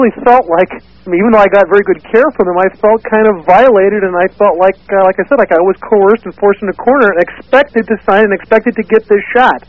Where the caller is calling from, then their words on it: Minneapolis, Minnesota, United States; calling from Minneapolis.